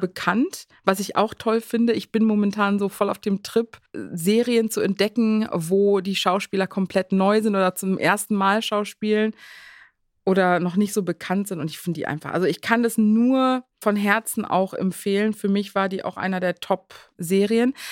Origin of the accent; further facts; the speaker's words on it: South Africa; now in Germany; ich bin ja selber in Südafrika zur Schule gegangen